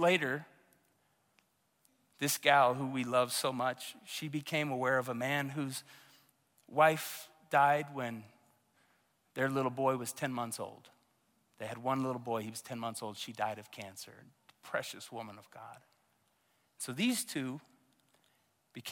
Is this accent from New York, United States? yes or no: no; Tulsa, Oklahoma, United States; moved away; my hometown of Tulsa, Oklahoma